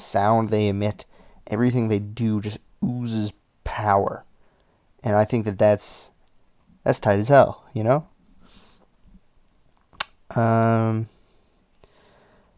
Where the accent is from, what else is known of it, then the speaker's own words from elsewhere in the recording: Massachusetts, United States; we're from Massachusetts